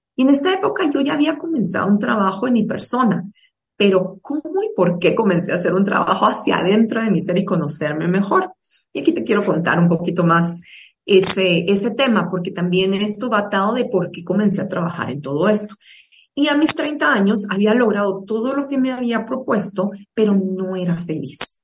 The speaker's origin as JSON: {"language": "Spanish", "country": "Guatemala", "said": "soy guatemalteca"}